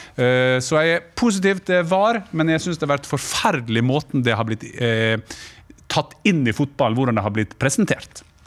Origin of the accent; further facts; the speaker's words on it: Sunnmøre, Møre og Romsdal, Norway; Jeg kommer jo fra Sunnmøre